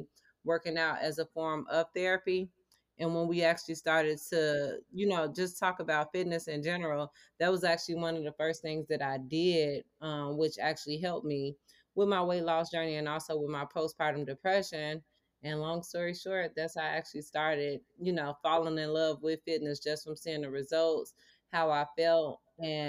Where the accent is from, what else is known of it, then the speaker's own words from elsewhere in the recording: Maywood, Illinois, United States; I am from Maywood, Illinois